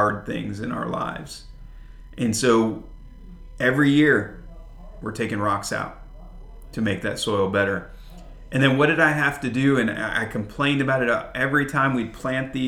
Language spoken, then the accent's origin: English; Flint, Michigan, United States; moved away; I grew up, even though I was in a suburb of Flint, Michigan, there were still a lot of farms and a lot of farmland.